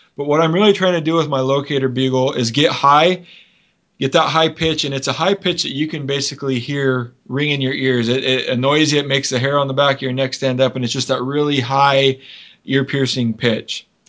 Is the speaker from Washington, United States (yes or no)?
yes; Washington, United States; my home state of Washington